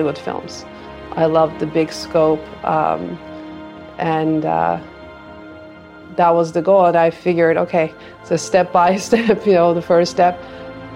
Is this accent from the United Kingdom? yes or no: no; Istanbul, Turkey; moved away; also born or lived in Boston; I'm from Istanbul, Turkey. I started conservatory when I was tiny, about 5-6 years old